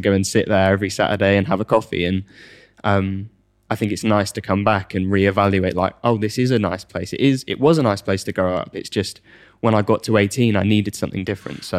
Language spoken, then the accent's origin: English; United Kingdom; And as the British person that was, is used to the tube